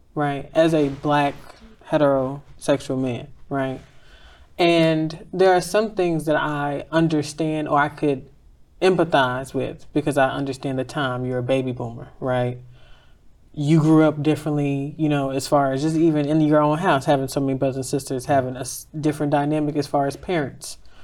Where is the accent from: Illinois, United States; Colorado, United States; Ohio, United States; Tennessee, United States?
Illinois, United States; Chicago; moved away as an adult; also born or lived in Dallas, Texas; I'm from Inglewood, I left Chicago two weeks out of high school, so I was in Dallas for eight years, nine years.